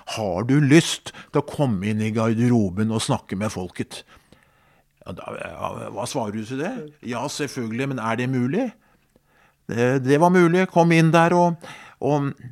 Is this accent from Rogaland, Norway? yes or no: no; Skedsmo, Akershus, Norway; hjemme i Skedsmo